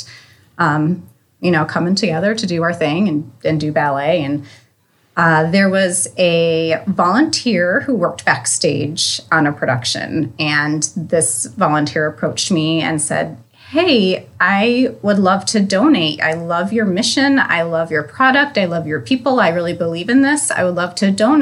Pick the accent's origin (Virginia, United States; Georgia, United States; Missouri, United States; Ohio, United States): Ohio, United States; Northeast; also born or lived in Erie, Pennsylvania / St. Louis; I am originally from Northeast Ohio